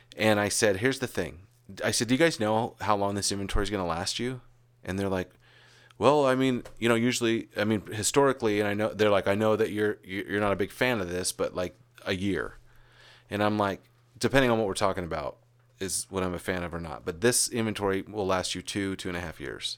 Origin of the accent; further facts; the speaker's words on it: Arizona, United States; moved away; also born or lived in California; we grew up together. And then there were years and years when we moved away from Arizona, went to California